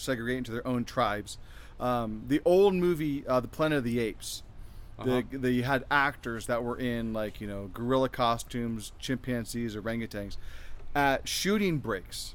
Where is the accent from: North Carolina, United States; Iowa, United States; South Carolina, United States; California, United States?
California, United States; Fairfield; moved away as an adult; also born or lived in Florida; now in Temecula, United States; I grew up in Northern California.